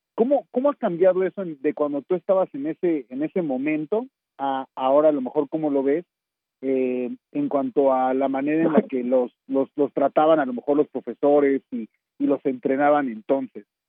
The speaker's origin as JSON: {"language": "Spanish", "town": "Torreón", "region": "Coahuila", "country": "Mexico", "tie": "born or raised there", "also_born_or_lived": "Mexico City", "moved": "yes", "said": "yo soy originario de Terrón, Coahuila"}